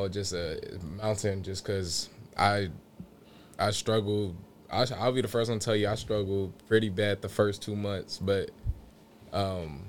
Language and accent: English; Vacaville, California, United States; I'm coming from Vacaville